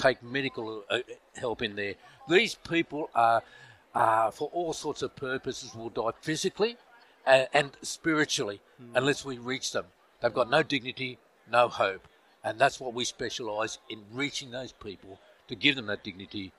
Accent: Australia; From Australia

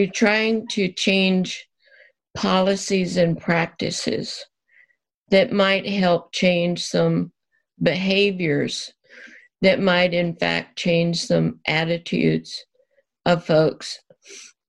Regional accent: Deep South, United States; moved away; I was born and raised in the Deep South

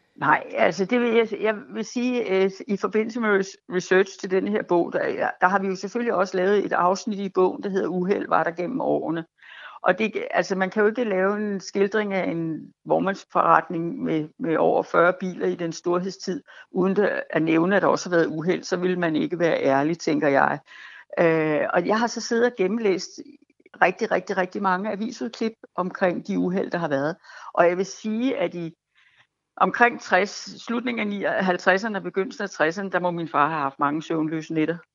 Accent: Fredensborg, Capital Region of Denmark, Denmark; jeg bor i mit barndomshjem, og det er 1 i Fredensborg

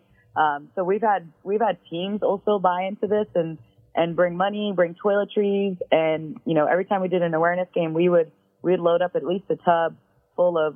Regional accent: Kansas City, United States; moved away; I'm actually from Kansas City

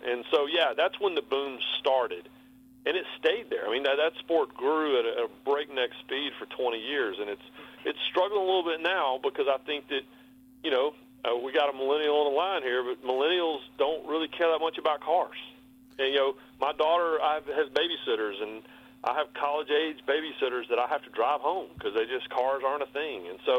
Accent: Rockingham, North Carolina, United States; moved away as an adult; also born or lived in Bristol, Connecticut; I was from North Carolina. And when they found out I was from Rockingham

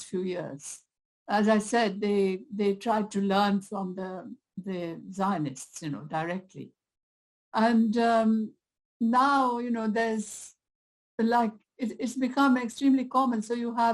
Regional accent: India; also born or lived in Britain; now in United Kingdom; I've been targeted as an Indian, as someone from a colonized country, as a South Asian.

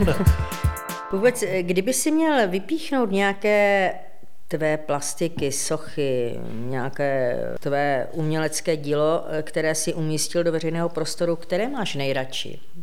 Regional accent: Ostrava, Moravian-Silesian Region, Czechia; já jsem z Ostravy

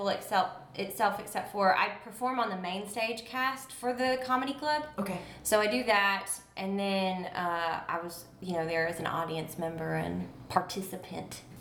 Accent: Nashville, Tennessee, United States; also born or lived in Los Angeles; I'm from Nashville, Tennessee. I live in Nashville.

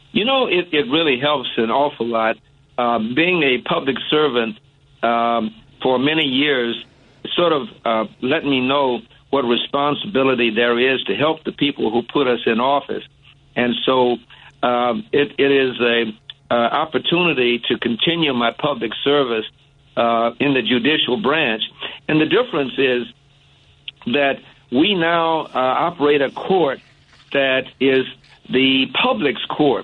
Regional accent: Chicago, Illinois, United States; also born or lived in Hot Springs, Arkansas; I actually grew up in uh, Chatham. I was born in Hot Springs, Arkansas, but I moved here early on, so I went to high school uh, on the south side at Hirsch High School, and I grew up in Chatham

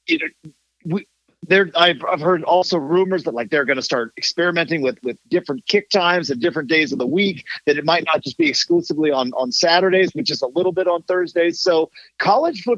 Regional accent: Oregon, United States; I am from Oregon

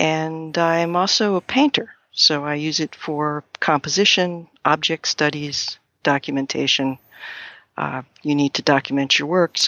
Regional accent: New England, United States; born there; now in Maine, United States; I was born in New England. I lived in various places in the U.S., Mexico, and Canada. And then 35 years ago or so, I moved to Maine.

